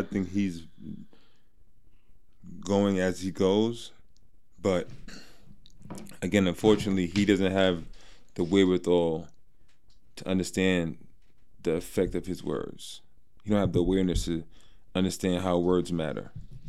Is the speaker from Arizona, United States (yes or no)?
yes; Arizona, United States; We're from Arizona.